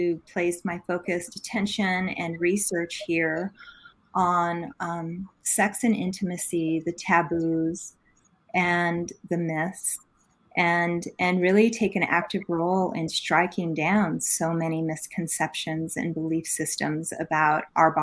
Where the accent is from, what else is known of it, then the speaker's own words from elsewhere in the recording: New Mexico, United States; I'm born and raised native girl here from New Mexico. And I grew up in a rural part of the state